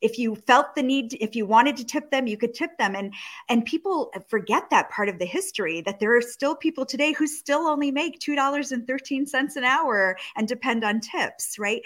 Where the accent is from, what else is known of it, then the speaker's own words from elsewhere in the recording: Rochester, New York, United States; I grew up in Kodak City in Rochester, New York.